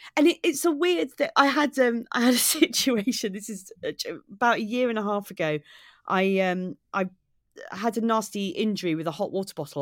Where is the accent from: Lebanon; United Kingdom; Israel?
United Kingdom; Maidstone, South East England; now in Brighton, United Kingdom; I live in Brighton, but I'm from Kent originally. I grew up in Maidstone in Kent.